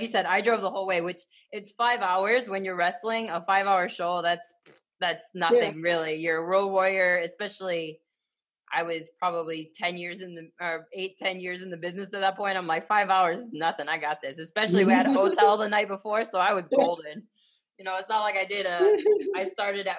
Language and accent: English; Ohio, United States; I'm from Ohio, I'm a Sheetz girl 100%